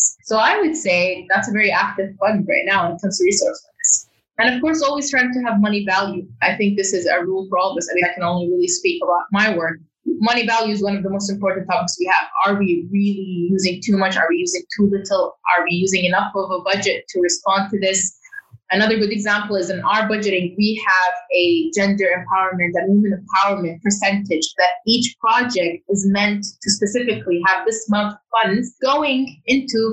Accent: Saudi Arabia; moved away as an adult; also born or lived in United Kingdom / London; now in New York, United States; I grew up in Saudi Arabia, and then in 2011, 2019, I was based in the UK

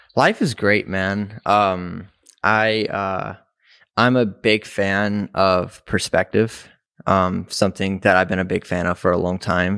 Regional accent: Mississippi, United States; moved away as an adult; now in Chicago, United States; I was raised in Mississippi, um, which is about twelve hours south of Chicago.

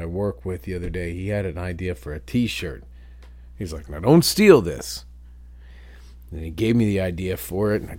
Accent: New Bremen, Ohio, United States; I grew up in New Bremen, Ohio, where Crown Forklifts was invented

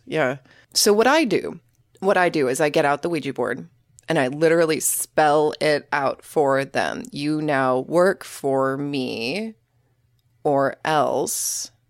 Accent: Oklahoma, United States; Sorry, I'm from Oklahoma. I never learned the difference.

